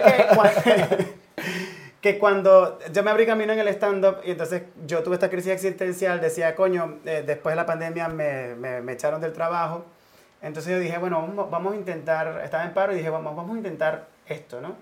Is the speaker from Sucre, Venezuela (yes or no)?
yes; Cumaná, Sucre, Venezuela; moved away as an adult; now in Madrid, Spain; en Venezuela, en Cumaná, donde, de donde yo soy